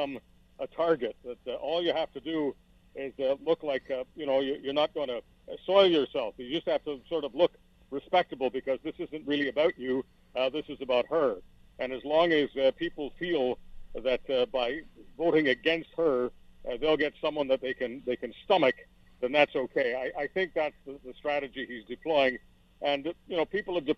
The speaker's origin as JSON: {"language": "English", "town": "Montreal", "region": "Quebec", "country": "Canada", "tie": "born or raised there", "also_born_or_lived": "Toronto / Hamilton / Burlington / London, Ontario", "moved": "yes", "lives_now": "Western Canada", "said": "I've spent half my life in the other part of the country, either growing up in Montreal or many years in Toronto and in Hamilton and Burlington and London"}